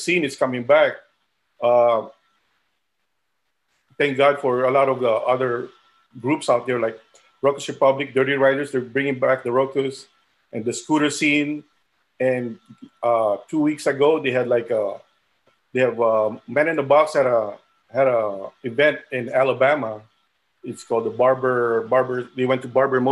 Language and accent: English; Manila, Metro Manila, Philippines; also born or lived in Rochester, New York; now in Los Angeles, United States; I was born in the Philippines, and I was born in Manila.